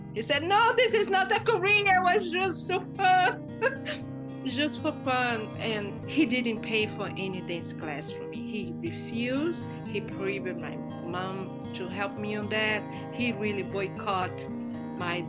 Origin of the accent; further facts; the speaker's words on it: Salvador, Bahia, Brazil; moved away as an adult; now in Cambridge, United States; I was born and raised in Salvador, Bahia